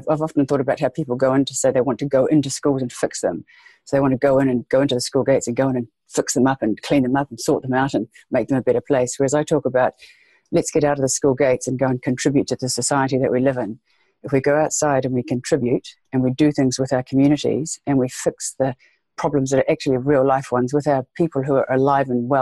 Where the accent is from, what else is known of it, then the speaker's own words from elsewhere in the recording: Waikato, New Zealand; also born or lived in South Island, New Zealand; Waikato, yes, pronounced Waikato. Yes, that's where I grew up, yeah. Born and bred here in New Zealand.